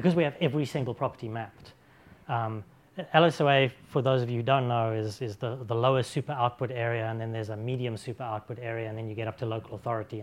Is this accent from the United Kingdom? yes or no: yes; Oxford, South East England, United Kingdom; my hometown of Oxford